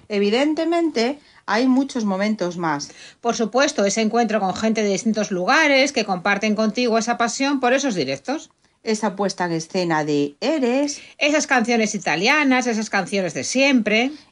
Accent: Seville, Andalusia, Spain; de Sevilla.

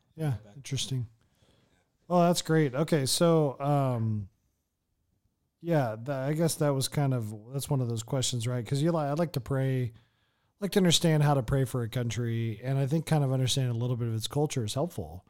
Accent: United States; now in Las Vegas, United States; as an American sitting here in Las Vegas

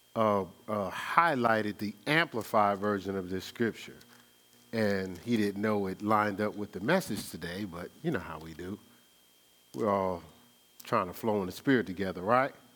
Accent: Newark, New Jersey, United States; I'm from Brick City, New Jersey

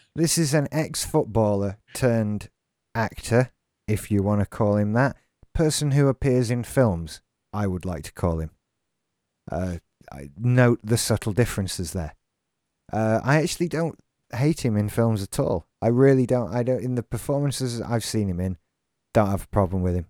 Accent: Doncaster, Yorkshire and the Humber, United Kingdom; we have Robin Hood Airport in Doncaster, my hometown

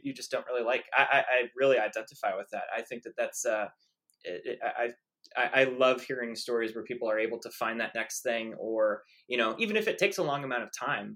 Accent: Columbus, Ohio, United States; I, was born in Columbus, Ohio

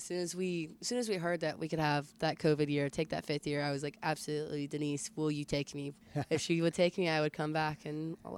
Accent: about 45 minutes from Statesboro, Georgia, United States; moved away as an adult; also born or lived in Jacksonville / Vermont; it's about like 45 minutes away from my hometown. It's right there in Statesboro, Georgia.

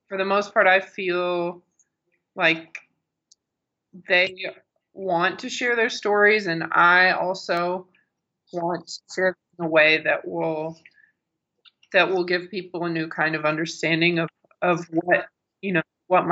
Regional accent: Arkansas, United States; moved away as an adult; also born or lived in Eastern Kentucky; I always wanted to be a writer ever since I was little, growing up in Arkansas

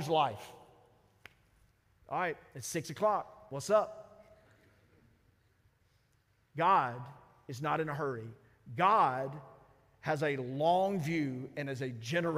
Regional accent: Mississippi, United States; I'm from Mississippi.

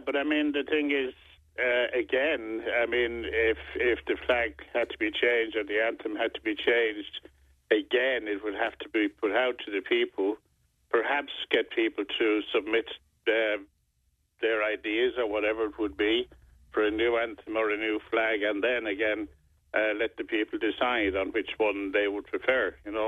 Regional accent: Ireland; We're all Irish, you know. We're not all Irish. There's a lot of other nationalities living here.

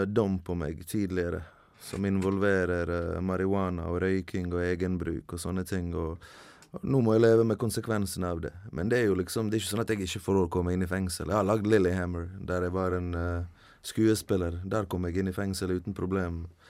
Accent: Bosnia & Herzegovina; now in Norway; hjemlandet mitt

